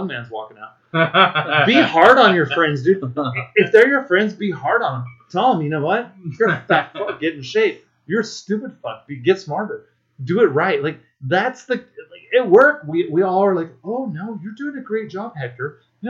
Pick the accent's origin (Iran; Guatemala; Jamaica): Jamaica; Saint Ann Parish; I'm from St. Anne